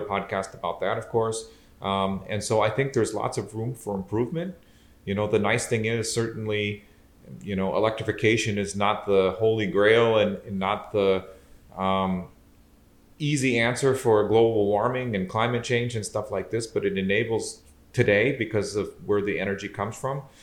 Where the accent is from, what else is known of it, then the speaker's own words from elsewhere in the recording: Southeast Michigan, United States; moved away as an adult; also born or lived in Austria; now in Wisconsin, United States; I was born and raised in Southeast Michigan.